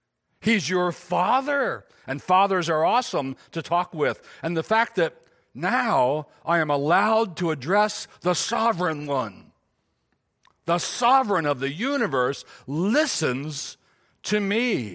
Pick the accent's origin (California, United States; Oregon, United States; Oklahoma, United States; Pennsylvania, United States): Pennsylvania, United States; Gettysburg; born there; So I was born in 54 in Gettysburg, PA, and I have an earthly father.